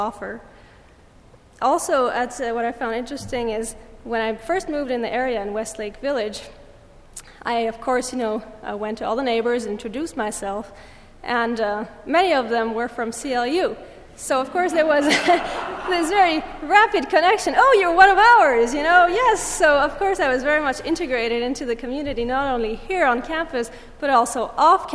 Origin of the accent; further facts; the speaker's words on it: Lake Geneva area, French-speaking Switzerland, Vaud, Switzerland; moved away as an adult; also born or lived in England; now in United States; I am from Switzerland. I come from a small village on the Lake of Geneva, between Geneva and Lausanne in the French-speaking part of Switzerland.